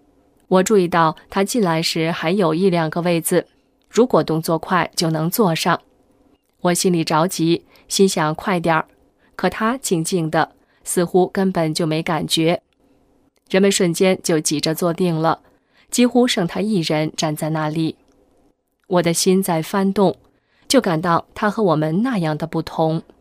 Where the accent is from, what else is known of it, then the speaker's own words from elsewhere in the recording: Beijing, China; 我小时候在北京郊区的农村住过几年，关于佛道神及鬼的概念，都是坐在小板凳上听老太太们讲故事得来的。